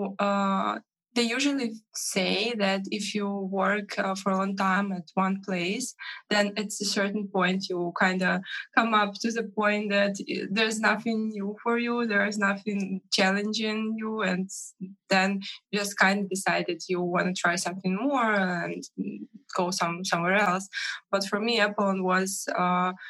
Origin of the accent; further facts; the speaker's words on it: Minsk, Belarus; from Minsk, Belarus